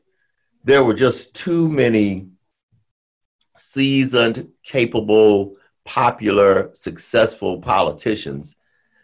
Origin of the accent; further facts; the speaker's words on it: United States; I'm an American